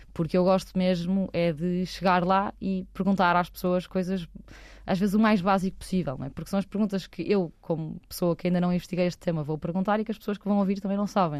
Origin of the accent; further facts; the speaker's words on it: Porto, Norte, Portugal; nasci no Porto, uma família de classe alta, sempre estudei em boas escolas